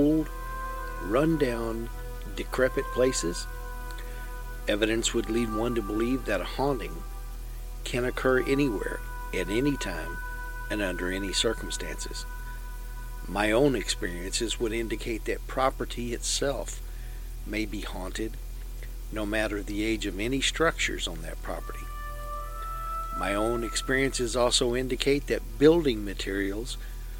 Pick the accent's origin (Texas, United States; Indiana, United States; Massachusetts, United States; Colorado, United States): Texas, United States; Lexington; The house I grew up in Lexington, Texas